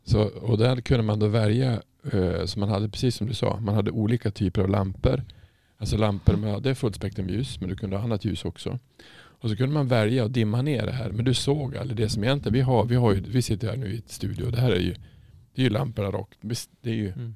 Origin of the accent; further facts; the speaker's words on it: Norrland, Sweden; moved away; när jag växte upp så alltså i Norrland är det ju inte så jädra ljust